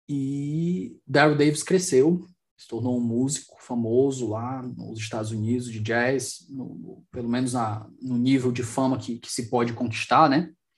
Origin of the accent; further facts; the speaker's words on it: Brazil; os outros países me identificam como brasileiro